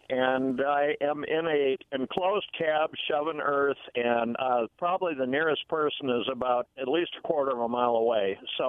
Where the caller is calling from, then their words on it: Benton City, Washington, United States; Hi, this is … from Benton City.